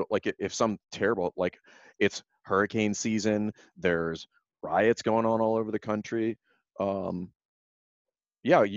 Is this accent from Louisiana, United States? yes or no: yes; Louisiana, United States; now in Virginia, United States; I'm from Louisiana